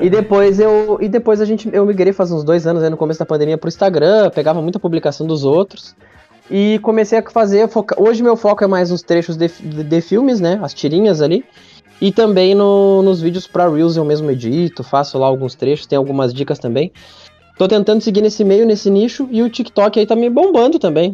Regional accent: Caçapava do Sul, Rio Grande do Sul, Brazil; eu sou de natural de Caçapava do Sul, né? Interior do Rio Grande do Sul, perto de Santa Maria.

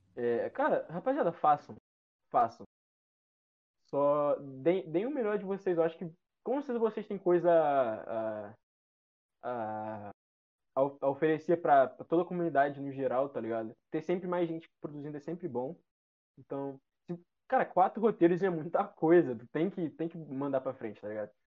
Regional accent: Rio de Janeiro, Brazil; eu sou de Jacarepaguá

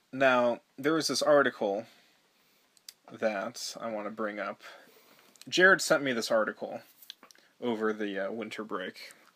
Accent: Malibu, California, United States; born or raised there; moved away as an adult; also born or lived in Highland Park, Los Angeles

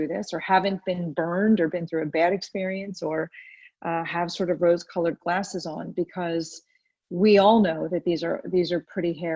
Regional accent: United States; moved away as an adult; now in United Kingdom; I have been in the UK for about 14 years. I grew up in America

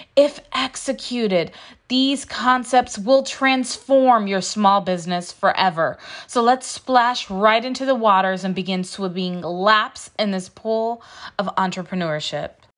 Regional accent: Houston, Texas, United States; I'm from Houston, Texas, as you can tell.

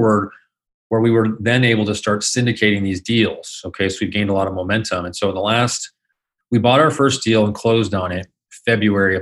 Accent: Phoenix, Arizona, United States; I was born and raised here in Phoenix, Arizona. So lived here pretty much my entire life.

